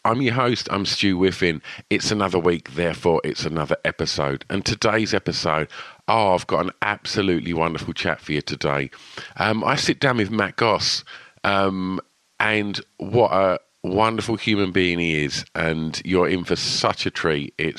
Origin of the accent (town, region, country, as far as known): East of England, United Kingdom